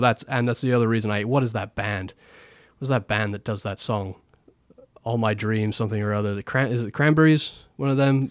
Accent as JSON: {"language": "English", "region": "England", "country": "United Kingdom", "said": "As an Englishman"}